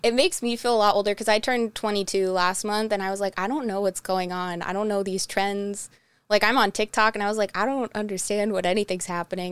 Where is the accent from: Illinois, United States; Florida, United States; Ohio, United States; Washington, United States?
Ohio, United States; Twinsburg; I am from Twinsburg, so I'm, like, half hour outside of Cleveland